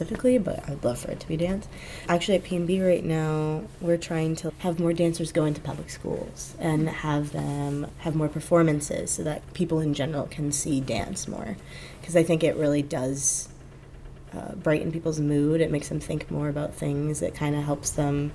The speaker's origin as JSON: {"language": "English", "region": "Washington", "country": "United States", "tie": "born or raised there", "said": "I'm from Washington State"}